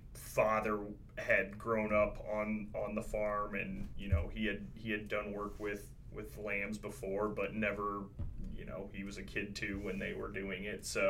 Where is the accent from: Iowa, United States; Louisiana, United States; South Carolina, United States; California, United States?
Iowa, United States; Carroll; I was born and raised in Carroll, Iowa, on the other side of the state from where we sit today